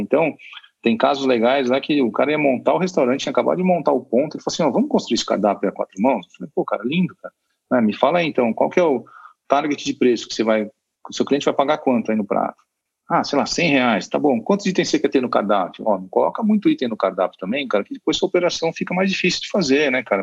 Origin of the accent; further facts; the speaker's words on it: Brazil; nós somos mal acostumados como brasileiros